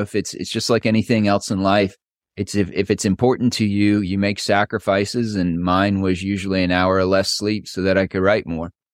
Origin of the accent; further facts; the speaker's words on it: Ohio, United States; moved away as an adult; also born or lived in Dallas, Texas; now in Round Rock, United States; I was actually born and raised in Ohio